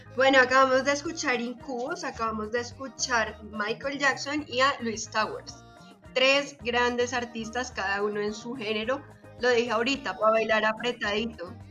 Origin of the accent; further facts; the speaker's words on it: Bogotá, Colombia; soy rola